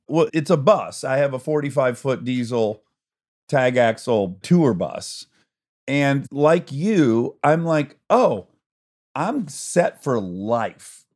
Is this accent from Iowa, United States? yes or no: no; Michigan, United States; I'm from Michigan. Everyone owns a boat